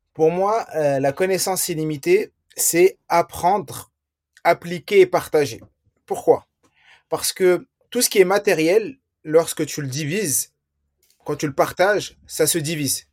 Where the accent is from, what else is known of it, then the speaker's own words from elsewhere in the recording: France; je suis né en France.